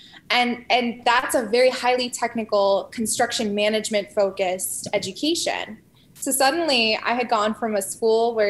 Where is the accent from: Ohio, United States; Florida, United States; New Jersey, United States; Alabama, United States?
New Jersey, United States; moved away as an adult; also born or lived in Denmark; I was born and raised in New Jersey. So I spent the first 18 years